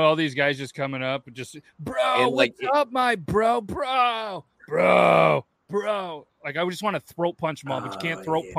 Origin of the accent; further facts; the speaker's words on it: Syracuse, New York, United States; I grew up in Syracuse.